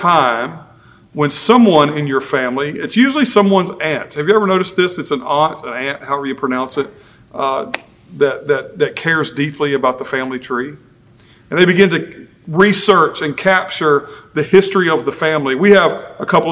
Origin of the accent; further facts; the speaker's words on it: Virginia, United States; there was a time when I was young, growing up in Virginia